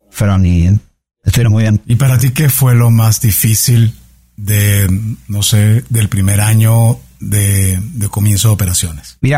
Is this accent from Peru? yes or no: no; Colombia; now in Mexico; a mí como colombiana en México, porque parece evidente que como somos latinoamericanos hablamos el mismo idioma, entonces es, es algo, teoría es algo rápido. Pero yo en mi caso, por ejemplo, que tengo casi 15 años en México